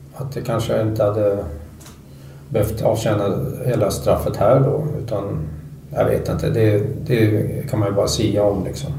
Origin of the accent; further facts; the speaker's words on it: Sweden; född och uppvuxen i Sverige